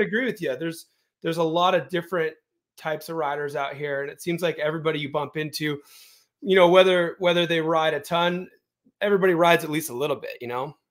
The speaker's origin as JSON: {"language": "English", "town": "Aptos", "region": "California", "country": "United States", "tie": "born or raised there", "moved": "as an adult", "lives_now": "Bend, United States", "said": "I grew up in Aptos, which is in Santa Cruz County"}